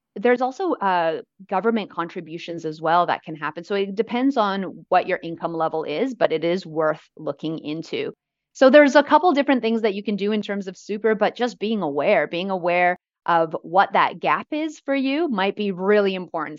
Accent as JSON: {"language": "English", "town": "Vancouver", "region": "British Columbia", "country": "Canada", "tie": "born or raised there", "moved": "as an adult", "lives_now": "Australia", "said": "I grew up in Vancouver"}